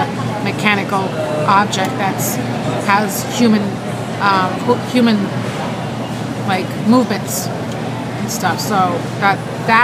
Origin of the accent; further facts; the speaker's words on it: Boston, Massachusetts, United States; I'm from Boston, and I'm working with Old Town Trolley here in Faneuil Hall Marketplace